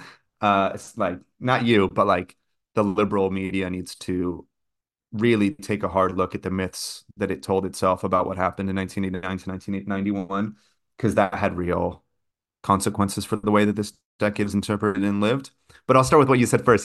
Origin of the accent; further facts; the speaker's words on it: California, United States; moved away; also born or lived in Brazil; growing up in California